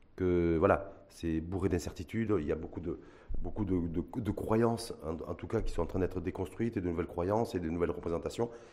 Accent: Morocco; chez nous au Maroc

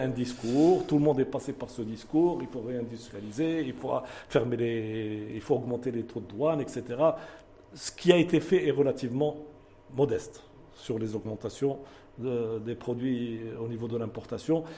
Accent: Morocco; Nous sommes des Marocains, nous pensons au Maroc.

